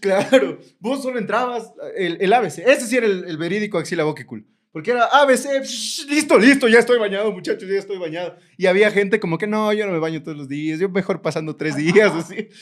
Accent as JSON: {"language": "Spanish", "country": "Ecuador", "said": "yo como ecuatoriano"}